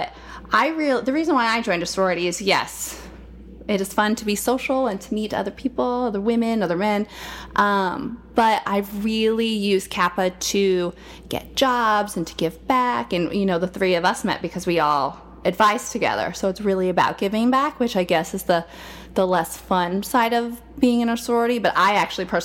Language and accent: English; Nebraska, United States; I grew up in Nebraska actually, which is so random, but makes the Kansas connection.